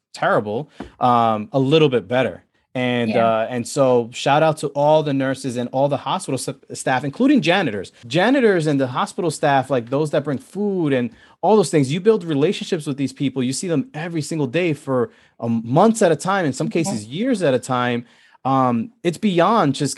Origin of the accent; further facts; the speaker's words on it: New York City, New York, United States; I grew up in the Bronx